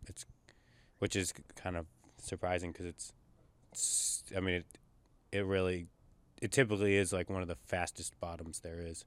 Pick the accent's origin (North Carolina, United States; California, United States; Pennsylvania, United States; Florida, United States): California, United States; Northern; growing up in Northern California